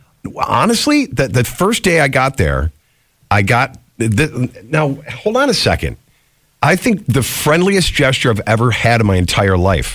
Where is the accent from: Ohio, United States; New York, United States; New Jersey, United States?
New York, United States; Rochester; Well, it's my hometown. I love it here.